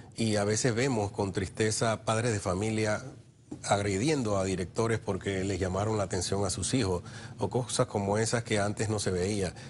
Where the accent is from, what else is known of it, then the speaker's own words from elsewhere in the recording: San Miguelito, Panamá Oeste, Panama; yo soy de San Miguelito